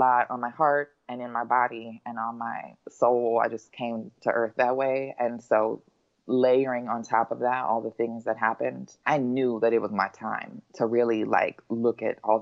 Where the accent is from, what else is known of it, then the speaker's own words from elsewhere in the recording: Los Angeles, California, United States; I grew up in Los Angeles